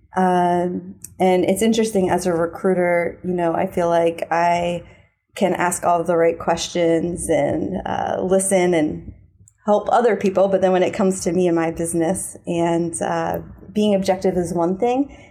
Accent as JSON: {"language": "English", "town": "Philadelphia", "region": "Pennsylvania", "country": "United States", "tie": "born or raised there", "said": "growing up in Philly"}